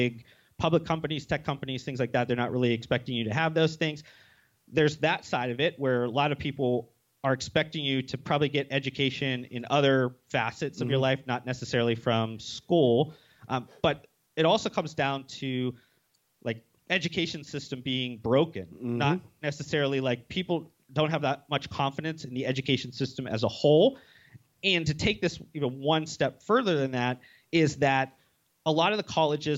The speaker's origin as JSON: {"language": "English", "region": "Ohio", "country": "United States", "tie": "born or raised there", "also_born_or_lived": "Las Vegas", "moved": "as an adult", "said": "I moved from Ohio to Las Vegas."}